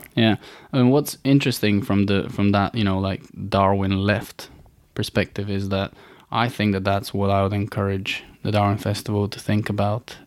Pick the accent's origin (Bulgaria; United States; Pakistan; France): Bulgaria; born or raised there; moved away